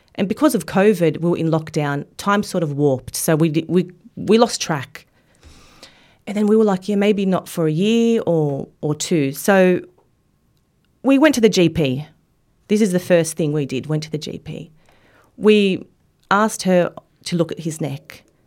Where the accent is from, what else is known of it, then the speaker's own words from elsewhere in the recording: Australia; living in Australia and growing up in Australia